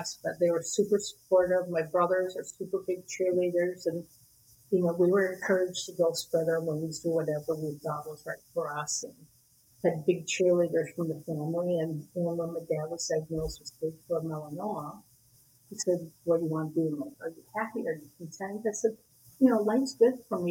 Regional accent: Wisconsin, United States; moved away as an adult; now in California, United States; grew up in Wisconsin

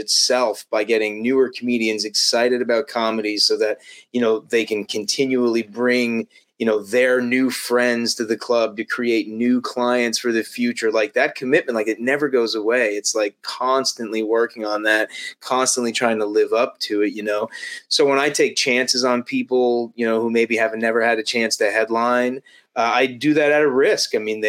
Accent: Las Vegas, Nevada, United States; I mean, I was born in Vegas and lived in Vegas. That gambling's in my blood, man.

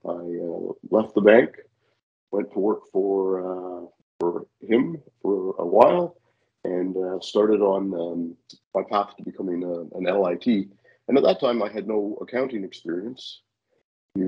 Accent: Victoria, British Columbia, Canada; moved away as an adult; now in Vancouver, Canada; I grew up in Victoria

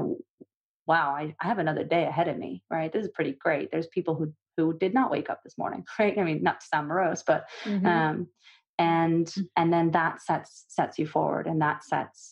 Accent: Russia; moved away; I'm from Russia originally.

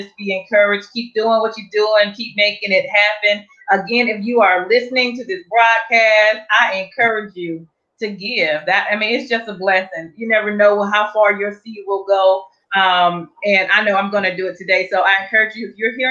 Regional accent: Durham, North Carolina, United States; moved away; I'm from Durham

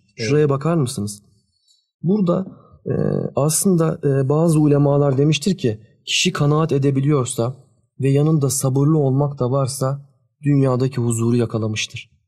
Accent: Sakarya, Turkey; Biz ikimiz de e, depremi görmüş kişiler olarak Sakaryalıyız biz.

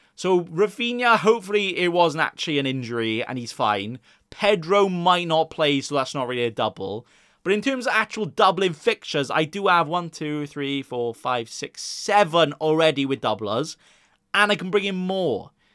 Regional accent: Wales, United Kingdom; I'm Welsh myself

